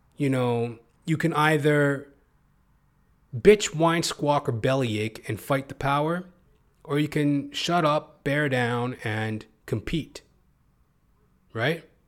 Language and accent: English; Edmonton, Alberta, Canada; now in Toronto, Canada; I'm from Canada, originally from Edmonton, Alberta